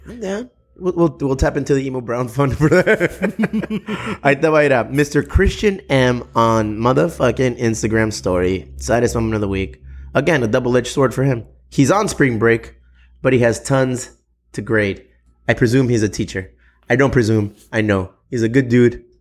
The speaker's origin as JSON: {"language": "English", "country": "United States", "said": "We're, we're Mexican American dudes"}